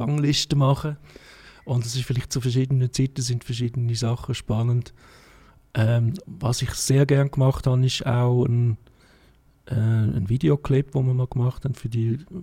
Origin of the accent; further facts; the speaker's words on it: Davos, Graubünden, Switzerland; moved away; also born or lived in Zurich; ich bin in Davos aufgewachsen